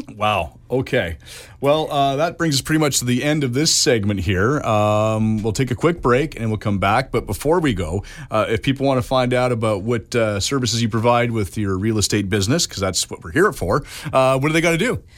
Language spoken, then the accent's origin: English; Richmond, British Columbia, Canada; also born or lived in Vancouver / Prince George; I was born in Saint Paul's Hospital, and I, uh, my first year and a half or so, I was in East Van. Uh, and then we moved to Richmond. I grew up in Richmond